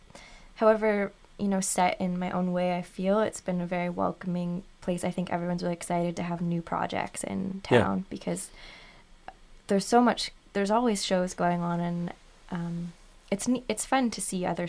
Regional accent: Guelph, Ontario, Canada; I grew up in Guelph.

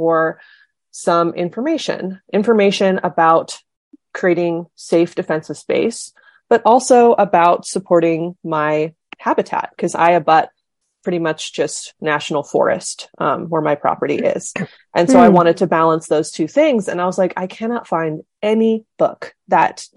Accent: California, United States; I grew up in California. I grew up in the mountains of California

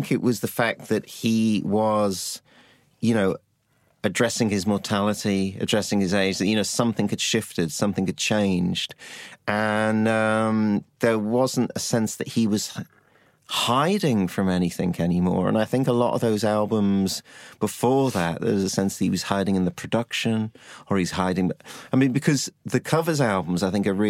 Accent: Liverpool, North West England, United Kingdom; I grew up in Liverpool

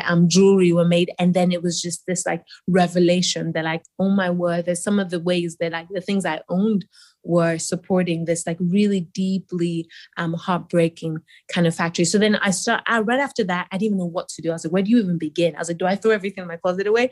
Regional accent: Nigeria; I grew up in Nigeria

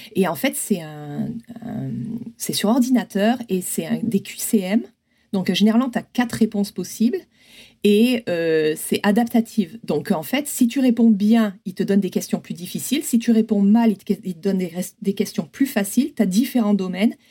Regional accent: Provence-Alpes-Côte d'Azur, France; moved away as an adult; also born or lived in Grenoble; now in San Francisco, United States; je suis originaire des Hautes-Alpes

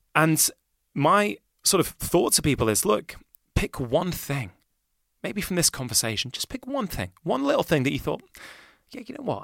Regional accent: Manchester, North West England, United Kingdom; I grew up in Manchester.

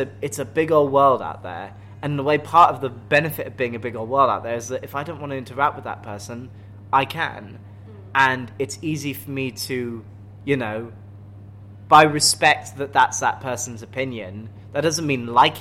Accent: United Kingdom; accent: posh English; I'm British

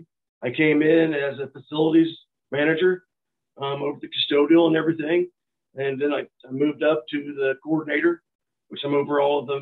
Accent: northeast Missouri, United States; now in St. Joseph, United States; I grew up here in Missouri on the northeast corner, opposite side of the state that I'm currently

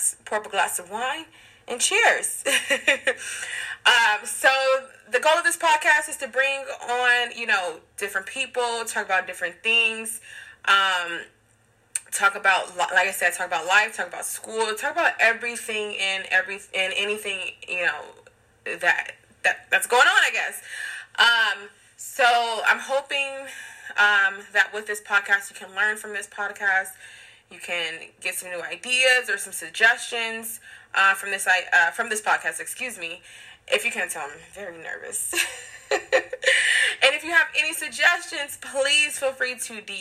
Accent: Long Beach, California, United States; now in Los Angeles, United States; I currently reside in Los Angeles, California, and I am from Long Beach, California.

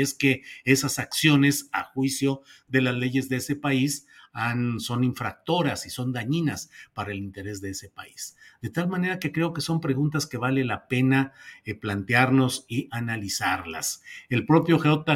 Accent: Mexico; como mexicanos

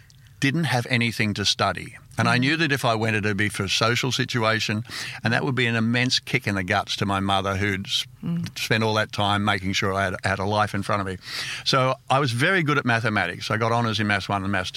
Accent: Sydney, New South Wales, Australia; also born or lived in England; I grew up in Panania. I lived there till I was 25.

